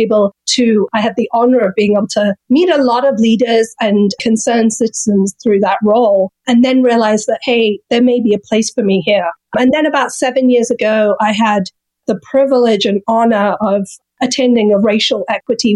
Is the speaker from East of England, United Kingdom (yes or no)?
no; London, United Kingdom; moved away as an adult; now in Arkansas, United States; some of the experience that I had in the 80s growing up in London